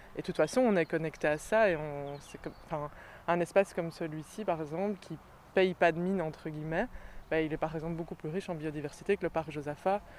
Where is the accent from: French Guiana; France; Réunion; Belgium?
Belgium; Brussels, Brussels-Capital Region; Je suis bruxelloise euh, depuis toujours